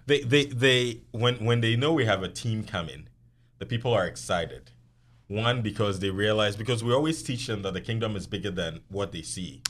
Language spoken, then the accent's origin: English; southern Ghana, Ghana; also born or lived in Tamale; I grew up in the South, where Christianity was predominant religion